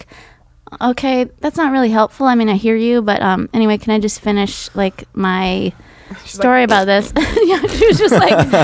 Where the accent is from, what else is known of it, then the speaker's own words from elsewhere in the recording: Michigan, United States; I was born in Michigan